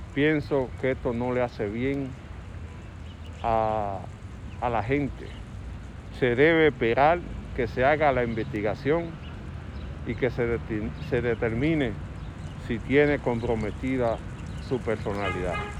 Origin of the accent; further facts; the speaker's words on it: Dominican Republic; como dominicano común